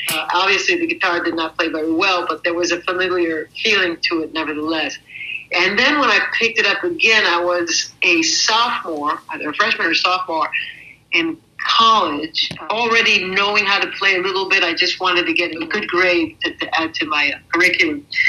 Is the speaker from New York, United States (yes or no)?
yes; New York City, New York, United States; also born or lived in Paris, France; now in South of France, France; I'm originally from Brooklyn, New York